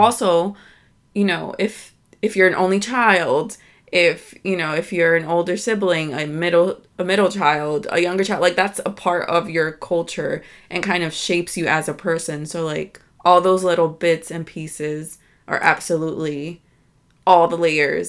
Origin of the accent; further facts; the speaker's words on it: United States; born and raised here in, in America. My family is from Dominican Republic